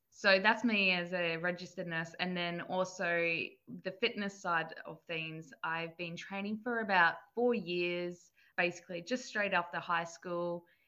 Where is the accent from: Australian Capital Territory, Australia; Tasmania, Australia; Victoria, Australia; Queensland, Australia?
Queensland, Australia; Gold Coast; also born or lived in New South Wales; I was born in New South Wales and then basically um, grew up on the Gold Coast for my whole life 22 years.